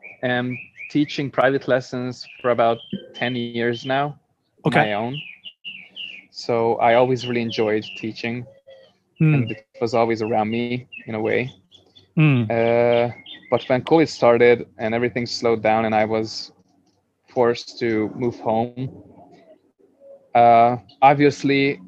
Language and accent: English; Budapest, Hungary; moved away as an adult; also born or lived in New York; I'm building a community of foreign people who live in my hometown